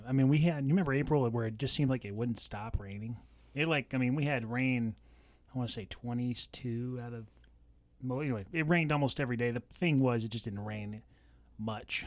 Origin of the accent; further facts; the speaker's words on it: California, United States; now in Washington, United States; grew up in California